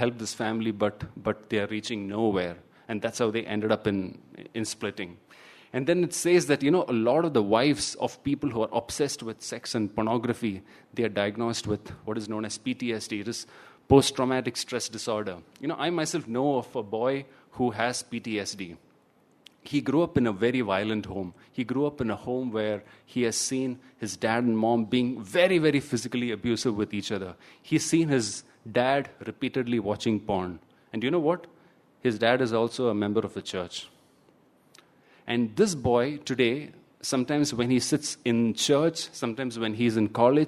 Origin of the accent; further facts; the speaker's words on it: Thiruvananthapuram, Kerala, India; I come from Trivandrum, and in Trivandrum there is this notorious river called Kallar